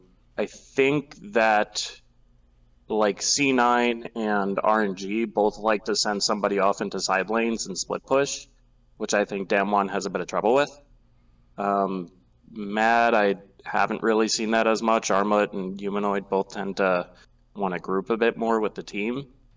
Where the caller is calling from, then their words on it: Chicago, Illinois, United States; I am calling from Chicago, Illinois.